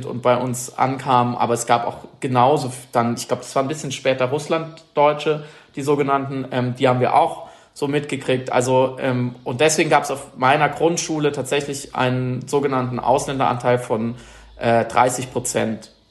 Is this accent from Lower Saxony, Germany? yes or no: no; Baden-Württemberg, Germany; Schwarzwald gelandet. Also ich bin dort geboren und aufgewachsen, verstehe mich irgendwie auch. Das ist meine Heimat einfach.